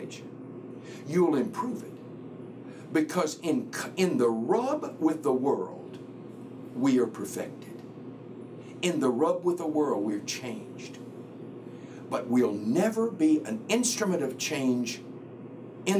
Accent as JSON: {"language": "English", "region": "the South", "country": "United States", "tie": "born or raised there", "said": "I grew up in the Bible Belt. I grew up in the South where everybody went to church."}